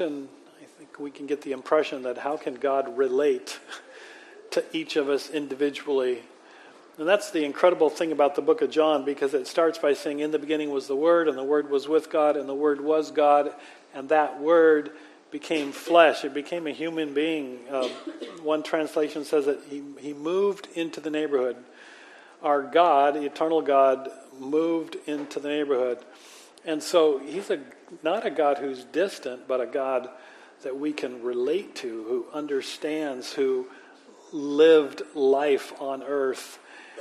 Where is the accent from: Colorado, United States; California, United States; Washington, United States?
Washington, United States; Manchester; moved away; me growing up in Manchester, which is in Port Orchard